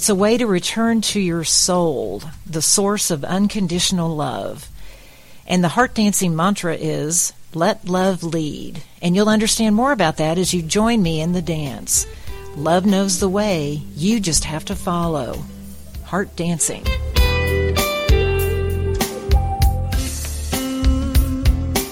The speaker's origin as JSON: {"language": "English", "region": "Texas", "country": "United States", "said": "I am from Texas. I don't know if you can hear that in my accent"}